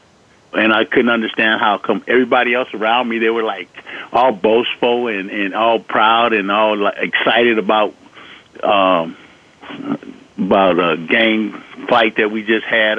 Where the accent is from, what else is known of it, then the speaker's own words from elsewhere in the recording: Los Angeles, California, United States; also born or lived in Compton, California; I grew up in Los Angeles, in Watson, and in Compton